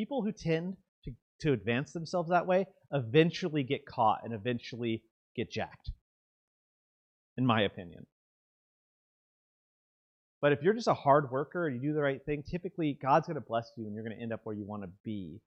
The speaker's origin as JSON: {"language": "English", "region": "the South", "country": "United States", "said": "I'm from the South. We say this sort of thing."}